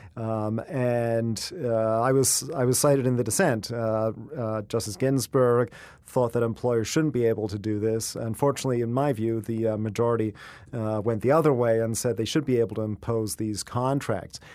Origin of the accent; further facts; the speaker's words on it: Canada; moved away; also born or lived in England; I was born in England and grew up in Canada